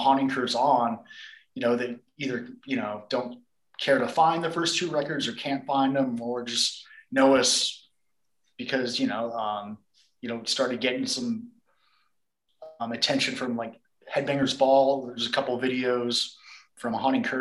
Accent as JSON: {"language": "English", "town": "Phoenix", "region": "Arizona", "country": "United States", "tie": "born or raised there", "also_born_or_lived": "New Orleans", "moved": "as an adult", "said": "from Phoenix, grew up here, and moved to New Orleans when I joined the Goat Horde about 16 years ago"}